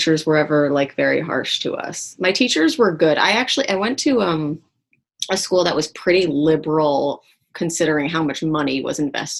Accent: New York, United States; Yeah, Upper East Side.

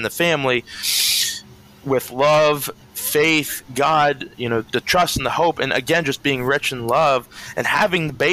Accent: Danville, Pennsylvania, United States; Danville, Pennsylvania, my hometown

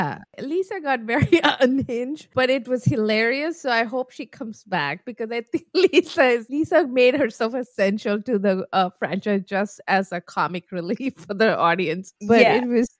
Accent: New York, United States; And I'm from New York.

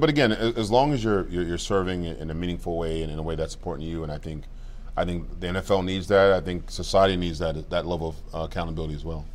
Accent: Cameroon; moved away; I was born in Cameroon, like I mm-hmm. said, Cameroon, West Africa

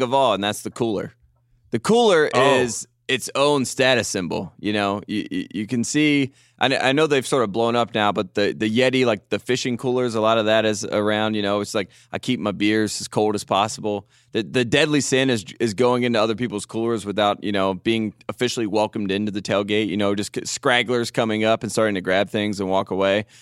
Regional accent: North Carolina, United States; I'm from North Carolina.

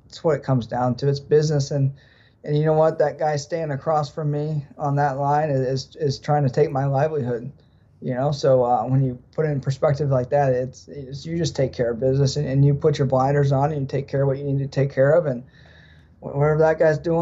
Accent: United States; there's three of us Americans

